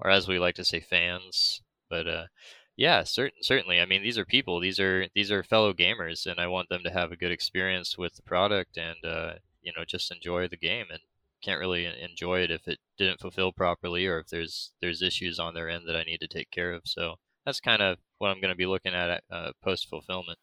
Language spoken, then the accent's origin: English; United States; I'm from America and we speak American